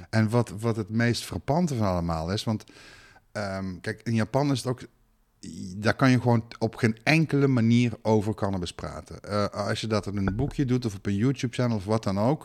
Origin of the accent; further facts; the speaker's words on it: Netherlands; ik ben Nederlander